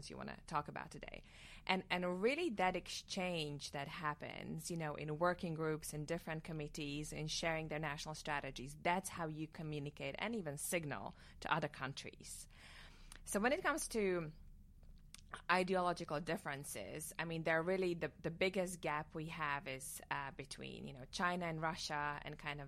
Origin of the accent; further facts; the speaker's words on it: Slovakia; moved away as an adult; now in Washington, D.C., United States; I'm from Slovakia. I grew up there. I went to law school there.